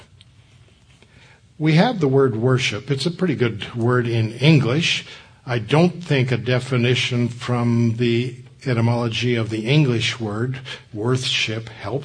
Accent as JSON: {"language": "English", "region": "Southern California", "country": "United States", "tie": "born or raised there", "said": "I grew up in Southern California"}